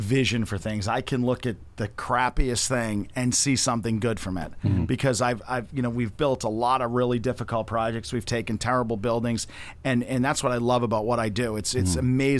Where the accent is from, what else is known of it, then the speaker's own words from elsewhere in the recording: Northeast, United States; moved away as an adult; also born or lived in Boston area / Orlando, Florida; now in Melbourne, United States; I'm from the Northeast, so it's a little more of a, you know, type A, aggressive, jump on it, get it done type of mentality.